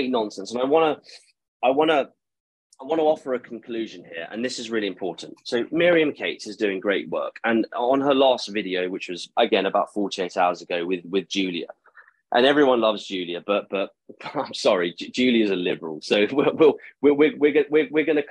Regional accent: Eastbourne, South East England, United Kingdom; I'm from Eastbourne

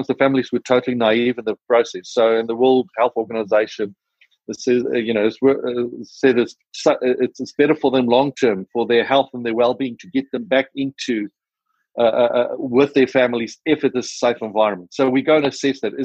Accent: South Africa; accent: South African; my South African accent

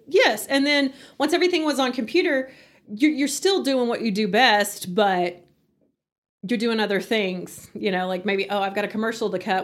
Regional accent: Hereford, Texas, United States; moved away as an adult; also born or lived in Canyon, Texas; now in Amarillo, United States; I was born and raised in Hereford

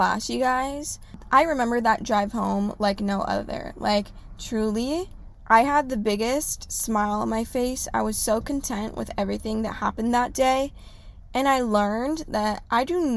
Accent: Orange County, California, United States; I am from Orange County.

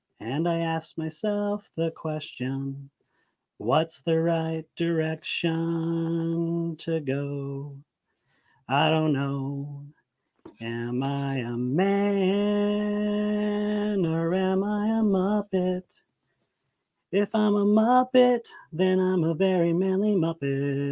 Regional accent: Aurora, Colorado, United States; I'm from Colorado, Aurora, and I'm a nighttime manager

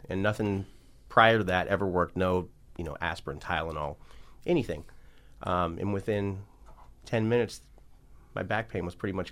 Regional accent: Medford, Oregon, United States; Uh, originally, I'm from Medford, Oregon, um, but I'm a nomad. I've been all over.

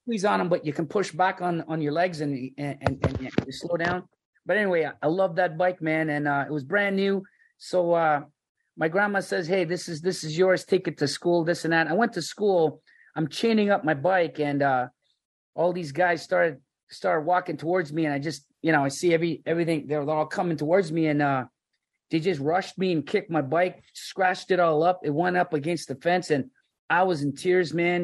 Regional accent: Scarborough, Ontario, Canada; I was just a just a kid growing up in Scarborough, Ontario

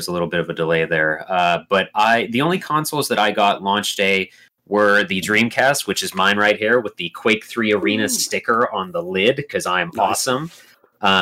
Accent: United States; I'm an American

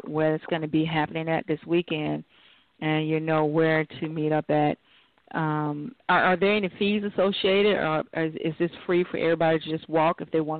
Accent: Miller, Georgia area, United States; Now, I'm actually from the Miller, Georgia area.

